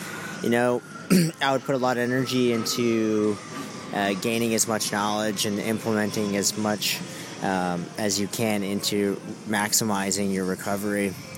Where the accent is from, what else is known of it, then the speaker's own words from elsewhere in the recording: Toronto, Ontario, Canada; now in Fort Lauderdale, United States; I'm originally from Toronto, Canada, but right now I'm racing out of Fort Lauderdale, Florida.